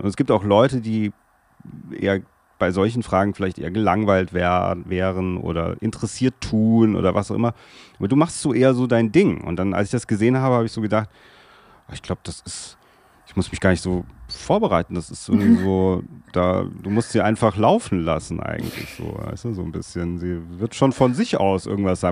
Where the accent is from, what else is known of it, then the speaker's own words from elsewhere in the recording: Darmstadt, Hesse, Germany; first language German; ich komme aus Darmstadt. Das ist in Hessen, in der Nähe von Frankfurt